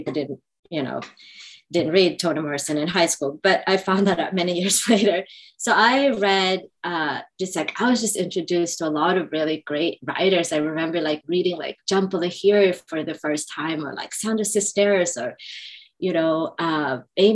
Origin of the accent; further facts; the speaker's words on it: Sweden; moved away as an adult; also born or lived in Indonesia; now in New York, United States; growing up in Sweden